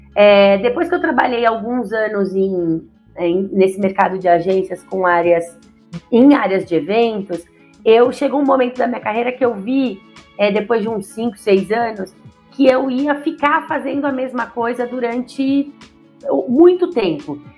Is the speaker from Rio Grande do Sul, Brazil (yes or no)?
no; São Paulo, Brazil; Então eu sou nascida e criada em São Paulo, na Bela Vista, mais conhecida como Bexiga. É, muitas pessoas identificam meu sotaque por aí